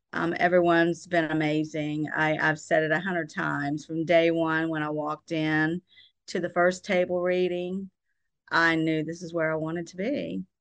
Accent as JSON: {"language": "English", "town": "Pensacola", "region": "Florida", "country": "United States", "tie": "born or raised there", "said": "I'm originally from Pensacola. I'm a local girl, born and raised from day one."}